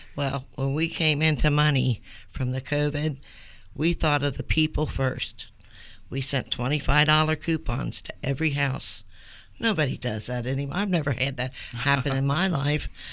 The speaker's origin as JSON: {"language": "English", "town": "Columbia", "country": "United States", "tie": "born or raised there", "said": "I grew up in Madison Place. In fact, I've lived in Columbia just about my whole life."}